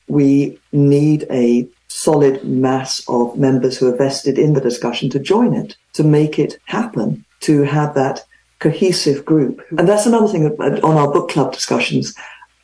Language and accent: English; England, United Kingdom; moved away as an adult; now in California, United States; I grew up in England, you probably guessed. I'm in California now, have been for 30 years, but still sound like I got off a plane last week